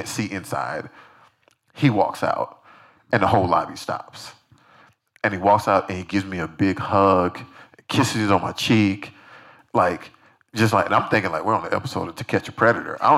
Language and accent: English; Decatur, Georgia, United States; I'm a kid from Decatur, Georgia